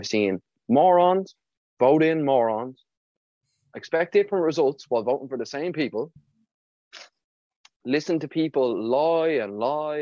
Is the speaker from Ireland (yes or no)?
yes; Ireland